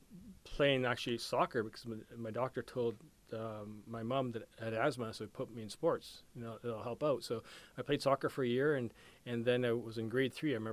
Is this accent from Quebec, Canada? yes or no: no; Vancouver, British Columbia, Canada; It was a fun time playing in my hometown, that's for sure.